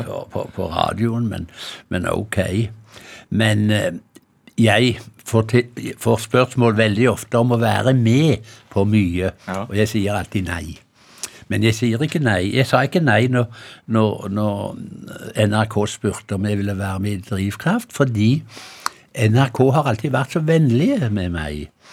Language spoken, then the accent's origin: Norwegian; Hjelmeland, Rogaland, Norway; now in Sandefjord, Norway; der jeg kommer fra opprinnelig, mm. Hjelmeland i Ryfylke